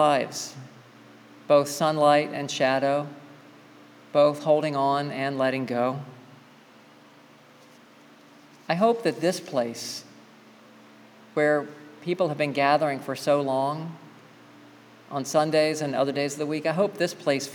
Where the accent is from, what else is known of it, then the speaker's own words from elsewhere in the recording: the South, United States; I grew up in the South